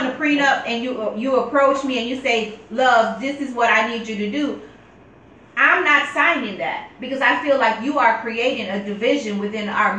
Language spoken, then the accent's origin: English; Jamaica; being Jamaican